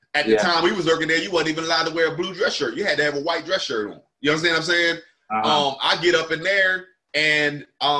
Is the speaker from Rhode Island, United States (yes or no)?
no; Camden, New Jersey, United States; also born or lived in Willingboro, New Jersey; I'm from Camden, New Jersey.